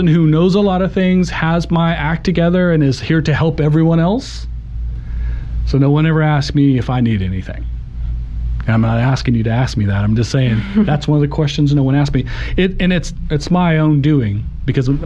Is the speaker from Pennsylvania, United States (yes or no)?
no; Oklahoma, United States; I'm an Oklahoma born and bred. I love the state. I love, you know, I grew up in UConn, not far away, but I've lived in Oklahoma City longer than I've lived there.